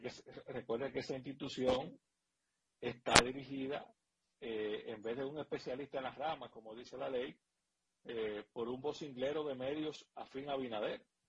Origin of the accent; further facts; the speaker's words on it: Dominican Republic; somos los dominicanos